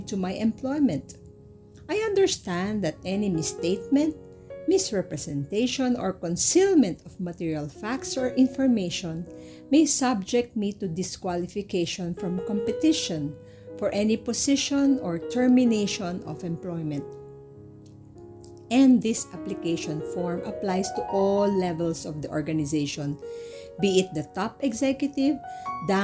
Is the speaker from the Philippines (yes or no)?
yes; Philippines; I am a Filipino citizen